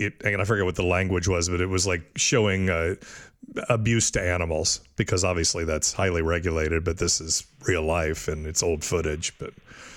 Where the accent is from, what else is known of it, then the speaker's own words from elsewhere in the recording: Midwest, United States; now in California, United States; I'm from the Midwest